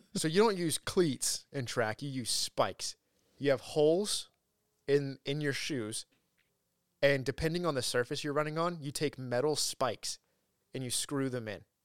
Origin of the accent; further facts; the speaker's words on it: Huntington Beach, California, United States; moved away as an adult; also born or lived in Los Angeles; I moved from Huntington to L A for college